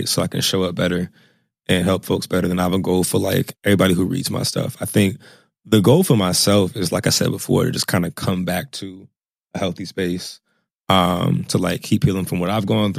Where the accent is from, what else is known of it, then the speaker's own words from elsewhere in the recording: suburbs of Virginia, United States; I'm from the suburbs of Virginia